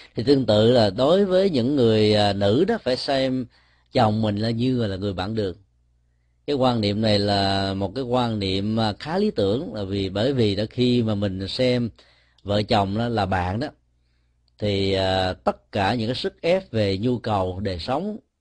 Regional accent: Ho Chi Minh City, Vietnam; sinh ra và lớn lên tại Sài Gòn

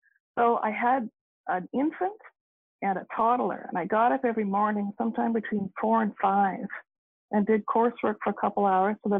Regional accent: Canada; also born or lived in Waterloo, Ontario; I am Canadian, I can vote here

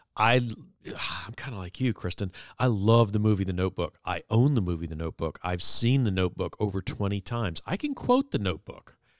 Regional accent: Virginia Beach, Virginia, United States; in my twenties, growing up in Virginia Beach, Virginia, I was a young lawyer

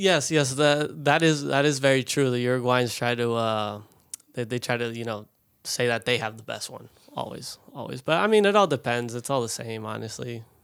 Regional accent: Colorado, United States; also born or lived in Tampa, Florida; I grew up in Colorado

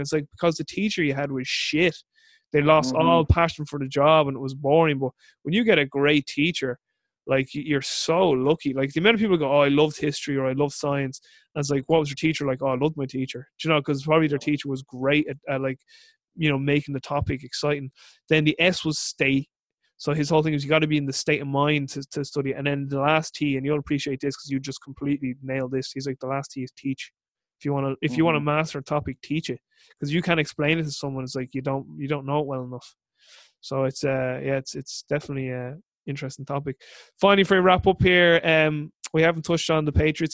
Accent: Ireland; I'm Irish

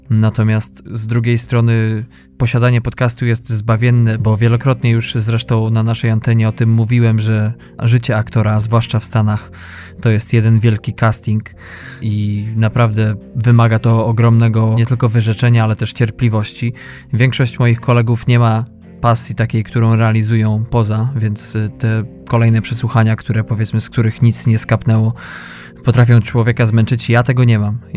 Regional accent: western Poland, Poland; ja pochodzę z zachodu Polski

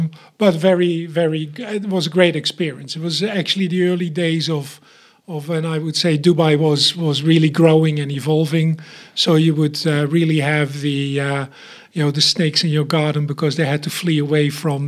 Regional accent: Eindhoven, North Brabant, Netherlands; moved away as an adult; also born or lived in Munich, Germany; So, I was born in the Netherlands, in Eindhoven, so around Philipstown is what we called it there, the town of lights for the Netherlands.

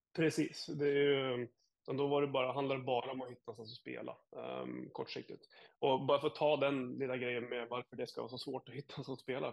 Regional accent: Jämtland, Sweden; now in Sarasota, United States; som gammal surjämte

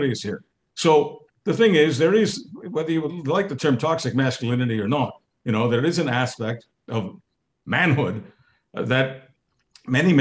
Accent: Montreal, Quebec, Canada; I come from Montreal.

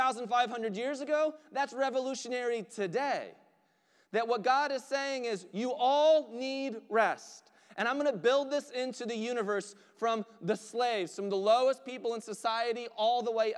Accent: United States; we are Western American Christians

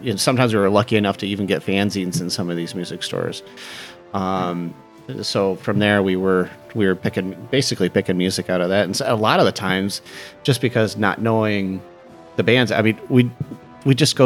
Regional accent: Iowa, United States; I grew up in Iowa in a small town

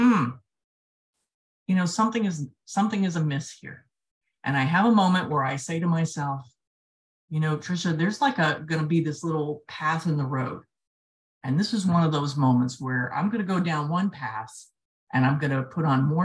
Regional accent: south Florida, United States; I grew up in the south part of Florida

